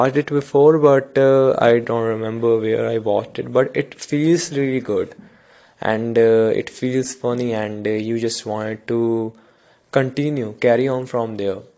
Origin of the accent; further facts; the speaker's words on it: India; English is a second language; I am from India, definitely some words are really hard to pronounce